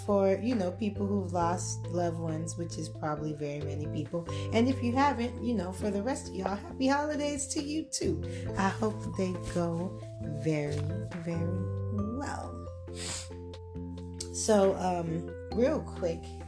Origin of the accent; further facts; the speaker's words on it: Clayton County, Georgia, United States; also born or lived in Gwinnett County, Georgia; I grew up in Clayton County, but I lived in Gwinnett for a few years